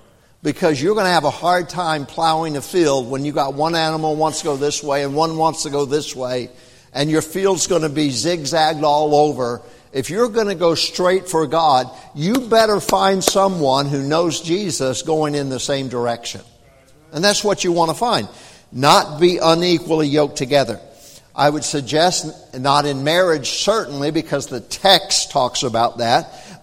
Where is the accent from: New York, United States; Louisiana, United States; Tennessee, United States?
Tennessee, United States; also born or lived in North Carolina / Texas / Germany; Now, I grew up in the South. I was born in North Carolina. I was raised up in Tennessee, Texas, Germany.